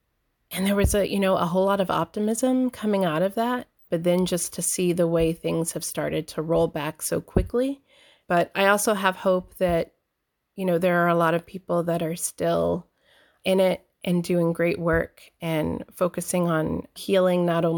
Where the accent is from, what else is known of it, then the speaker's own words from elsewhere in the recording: Columbus, Georgia, United States; born there; now in Rhode Island, United States; Yes, I was born in Columbus, Georgia. I grew up a military brat and in a very religious family